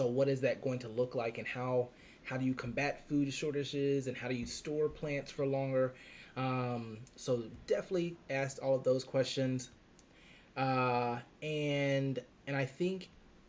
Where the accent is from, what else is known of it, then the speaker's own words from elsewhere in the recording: South Carolina, United States; I'm from the middle of nowhere, South Carolina